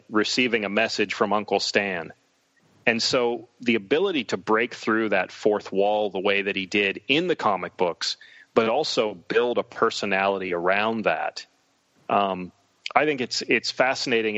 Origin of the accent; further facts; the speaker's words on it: Western Pennsylvania near Pittsburgh, United States; I was a poor kid growing up in Western Pennsylvania near Pittsburgh.